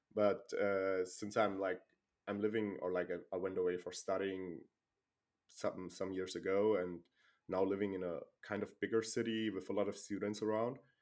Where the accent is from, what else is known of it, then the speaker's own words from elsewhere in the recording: Germany; I'm living and born in Germany